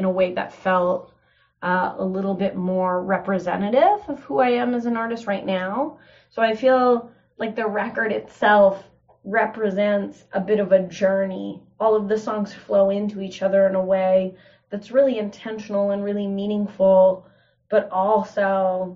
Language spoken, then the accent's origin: English; Kenora, Ontario, Canada; also born or lived in Toronto, Canada; now in Peterborough, Canada; I chose to spend the first 6 months in my hometown of Kenora living with my mom